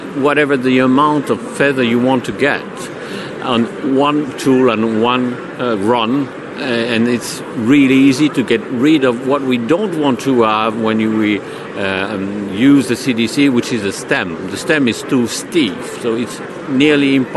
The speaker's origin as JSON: {"language": "English", "country": "Switzerland", "said": "I'm from Switzerland."}